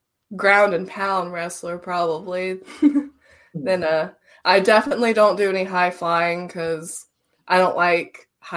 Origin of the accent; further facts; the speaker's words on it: Salem, Massachusetts, United States; I hail from Salem, Massachusetts.